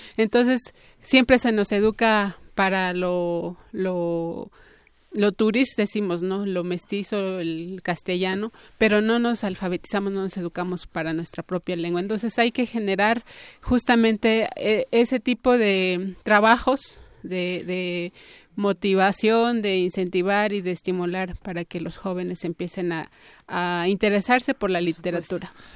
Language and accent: Spanish; Santo Tomás, Michoacán, Mexico; la comunidad de donde yo vengo, Santo Tomás